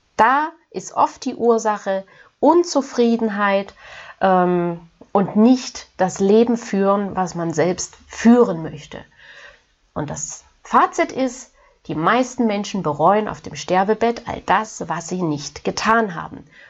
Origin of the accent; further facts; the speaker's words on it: Germany; hier bei uns in Deutschland